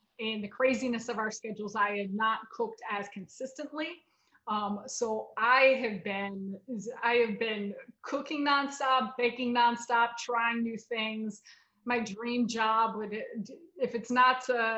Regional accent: Chicago, Illinois, United States; now in New York, United States; I'm born and raised in Chicago

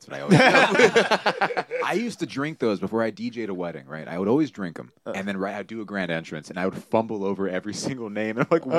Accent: Los Angeles, California, United States; also born or lived in Eagle Rock, Los Angeles; I grew up in Frogtown, where Cam lives, and I live in Eagle Rock now.

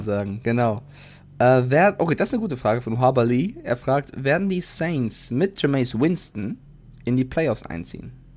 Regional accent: Frankfurt, Hesse, Germany; moved away; also born or lived in Cologne; in meiner Jugend in Frankfurt

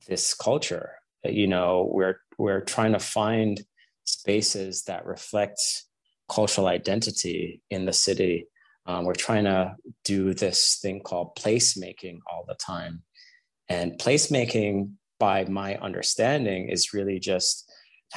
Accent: Jamaica; I was a kid growing up in Jamaica

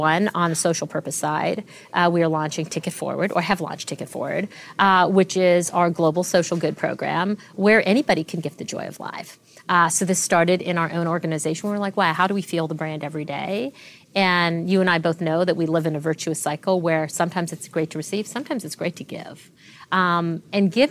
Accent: Canada; also born or lived in Tanzania; So I was born in Tanzania to two doctors, two Indian doctors. My parents were both ran a medical practice together there and immigrated to Canada when I was two

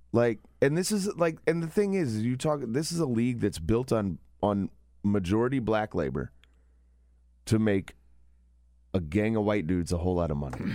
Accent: Kentucky, United States; moved away; my home state, where I went to college, in that district

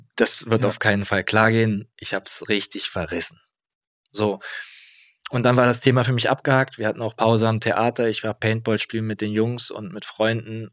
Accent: Kassel, Hesse, Germany; moved away; ich komme aus Kassel, so ein bisschen ländlich alles.

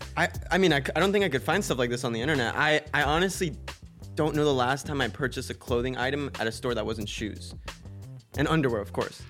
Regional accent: Florida, United States; I grew up in Florida

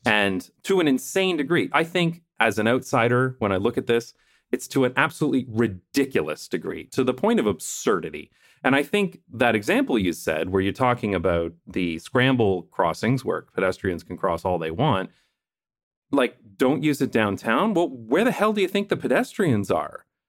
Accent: London, Ontario, Canada; moved away as an adult; now in Netherlands; my hometown of London, Ontario

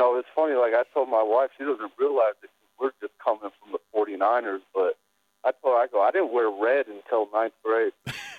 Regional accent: Colorado, United States; born or raised there; also born or lived in UCLA, Los Angeles, California

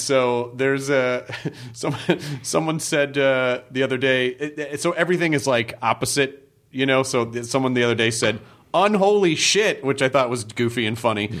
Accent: Memphis, Tennessee, United States; when I grew up in Memphis

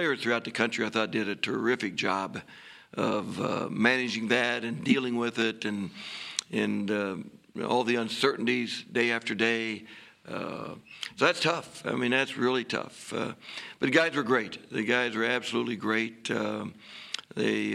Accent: Kansas, United States; moved away as an adult; now in Norman, United States; growing up in Kansas, we're exactly the same people

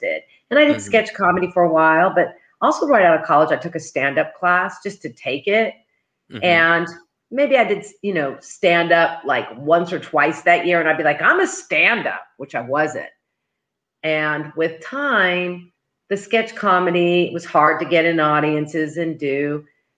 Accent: Oklahoma, United States; born and raised in Oklahoma

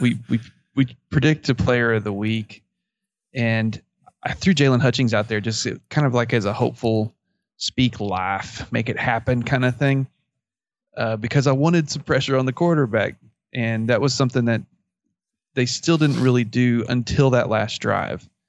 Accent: Abilene, Texas, United States; I'm from the Abilene area

